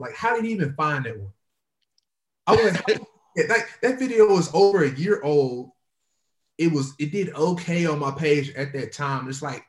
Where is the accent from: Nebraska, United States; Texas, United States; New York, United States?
Texas, United States; Nacogdoches; I'm from, if people know Texas, I'm from East Texas. So I'm from a little small city called Nacogdoches, Texas.